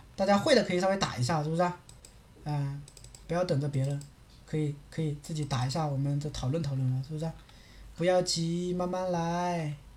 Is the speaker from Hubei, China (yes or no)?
no; Quzhou, Zhejiang, China; also born or lived in South Korea; now in Ningbo, China; 我老家是衢州那边的